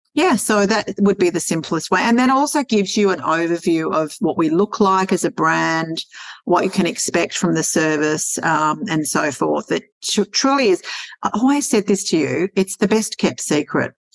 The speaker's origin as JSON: {"language": "English", "town": "Sydney", "region": "New South Wales", "country": "Australia", "tie": "born or raised there", "moved": "yes", "said": "I come from Sydney. I was born and born and raised in Sydney"}